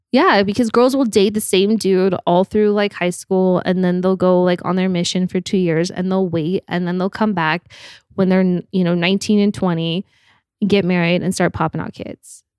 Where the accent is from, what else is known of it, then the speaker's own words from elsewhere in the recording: Park City, Utah, United States; moved away as an adult; also born or lived in Salt Lake City, Utah; now in Los Angeles, United States; grew up in Park City